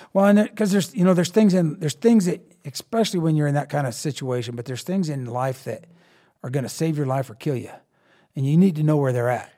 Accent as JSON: {"language": "English", "region": "Eastern Colorado", "country": "United States", "tie": "born or raised there", "said": "I grew up in Eastern Colorado."}